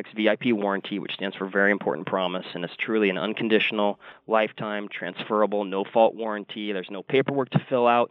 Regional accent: Washington, United States; moved away; I'm originally from Washington State, so that's kind of my background

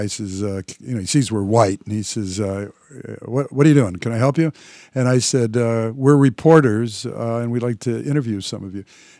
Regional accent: Detroit, Michigan, United States; being and having been born and raised in Detroit

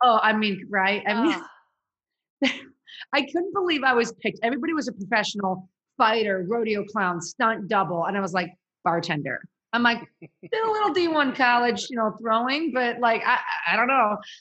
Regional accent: Chicago, Illinois, United States; moved away as an adult; also born or lived in Kansas; I'm from Chicago, went to school at University of Kansas

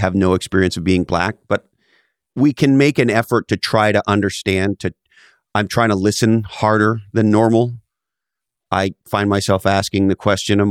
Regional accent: Montreal, Quebec, Canada; I grew up in Montreal, Canada, and growing up in the 70s in Quebec, Canada

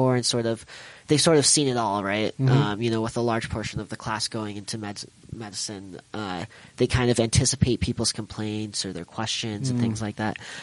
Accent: Sandy, Utah, United States; also born or lived in Baltimore; I grew up here in Sandy

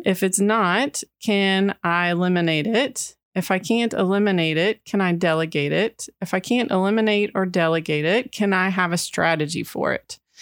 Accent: Texas, United States; I grew up in Texas

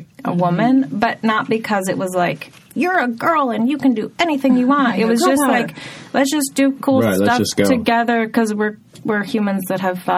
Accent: Vaughn, Washington, United States; moved away; also born or lived in Paris; I grew up in the rural Puget Sound

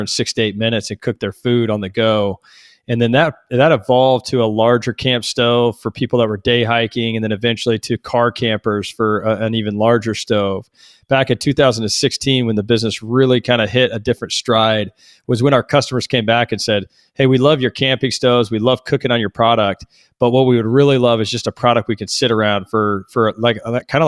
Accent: Texas, United States; growing up in Texas. I grew up on a 50-acre ranch

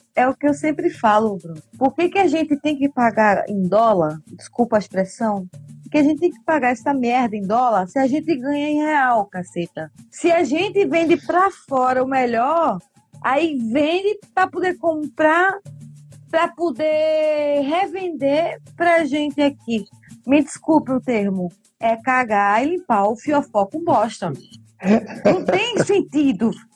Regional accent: Northeast Region, Brazil; eu sou do Nordeste

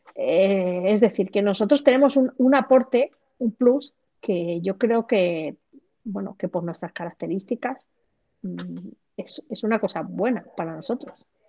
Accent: Granada, Andalusia, Spain; now in Madrid, Spain; nací en Granada, en el sur de España, pero trabajo y vivo en Madrid.

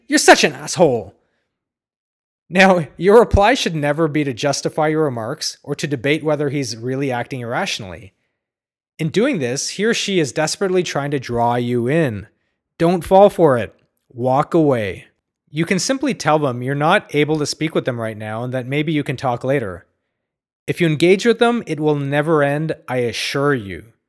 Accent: Ottawa, Ontario, Canada; I grew up next to a cow pasture in Ottawa

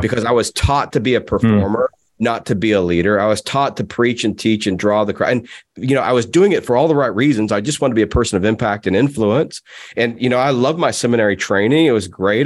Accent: United States; I'm an American

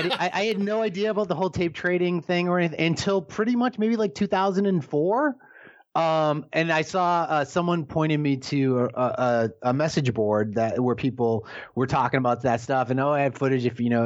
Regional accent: Boston, Massachusetts, United States; when you're a kid growing up in Boston, and not even Boston, but like suburban Boston

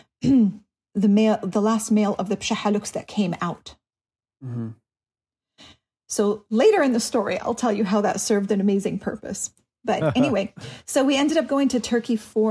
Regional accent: Clifton, New Jersey, United States; now in Southern California, United States; We grew up in Clifton, New Jersey

